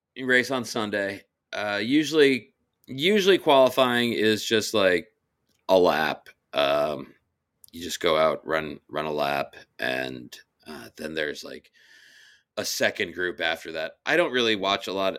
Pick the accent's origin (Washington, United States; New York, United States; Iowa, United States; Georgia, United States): New York, United States; New York City; I am from Brooklyn first and New York City second and New York State third and the United States of America